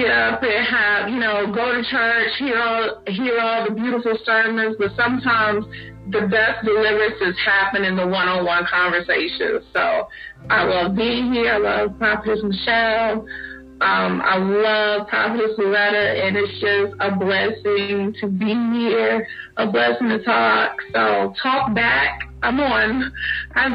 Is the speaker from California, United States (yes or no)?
no; Newport News, Virginia, United States; moved away as an adult; now in North Carolina, United States; I hail from Newport News, Virginia, the home of 757. I am in North Carolina. I've been in North Carolina the past 20 years